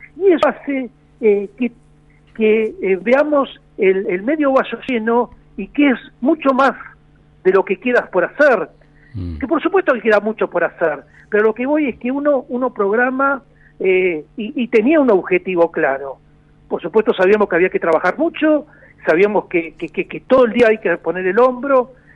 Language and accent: Spanish; La Plata, Buenos Aires Province, Argentina; moved away as an adult; now in Salliqueló, Argentina; yo soy nacido en La Plata, porque mis padres, los dos saliquelenses, que por un problema de trabajo eh, se mudaron a La Plata y yo no soy nacido a La Plata y criado en La Plata